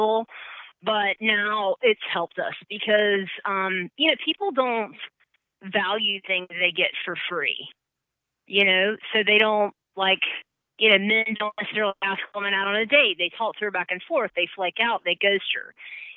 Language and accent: English; Columbia, South Carolina, United States; accent: Southern; now in Atlanta, United States; I'm from Columbia, South Carolina